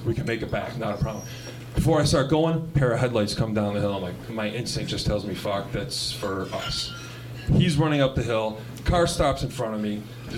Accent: New York, United States; I'm from New York, yeah

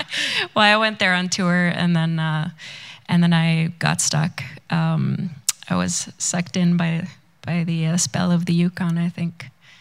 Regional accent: Sweden; moved away as an adult; also born or lived in Vancouver, Canada; now in Whitehorse, Canada; I grew up in Sweden, which is north, and then I've lived, I guess, 8 years now in Whitehorse, so I definitely feel more like a northerner than a southerner.

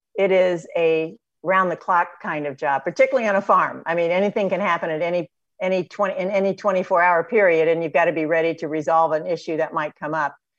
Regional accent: Batesville, Indiana, United States; grew up on a farm um, outside of Batesville

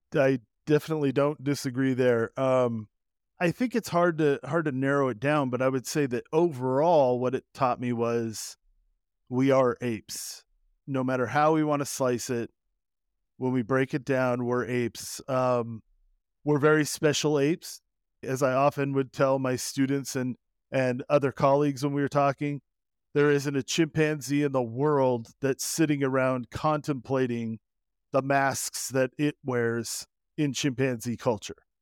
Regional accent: Southern Oregon, United States; also born or lived in California; I grew up in Southern Oregon, as I like to say, like most Oregonians, I was born in California and then raised in Oregon.

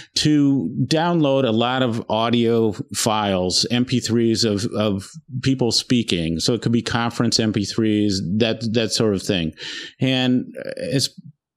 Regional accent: Indiana, United States; born and raised in Indiana

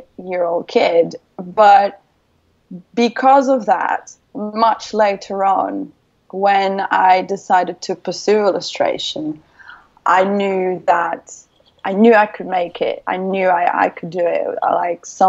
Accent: Brazil; English is a second language; moved away as an adult; also born or lived in United Kingdom; my hometown in Brazil

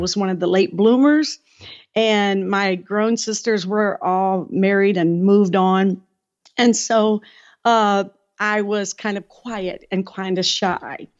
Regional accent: Detroit, Michigan, United States; moved away as an adult; also born or lived in West Virginia; I was from Detroit

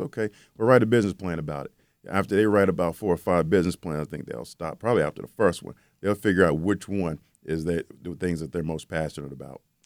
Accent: Charlotte, North Carolina, United States; Charlotte, which is my hometown, Charlotte, North Carolina.

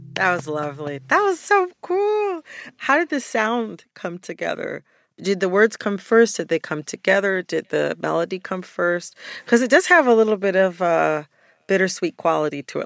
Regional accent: United States; As an American

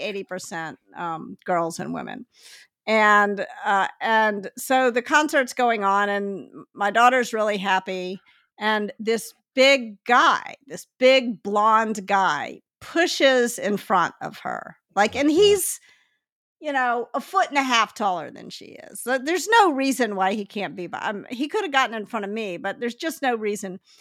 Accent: Memphis, Tennessee, United States; now in Palo Alto, United States; I grew up in Memphis, which is yep. a city that's 60% black

